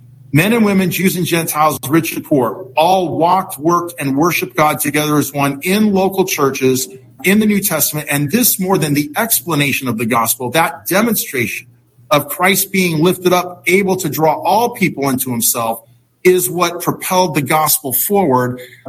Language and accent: English; San Francisco, California, United States; born there; Well, it all began when I was born in San Francisco, 1961.